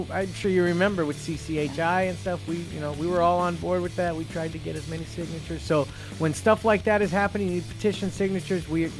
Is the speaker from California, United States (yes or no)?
yes; Cerritos, California, United States; My hometown is Cerritos.